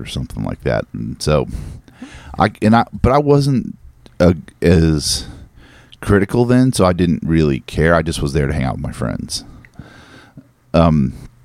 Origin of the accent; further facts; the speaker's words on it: Northern California, United States; I'm from Northern California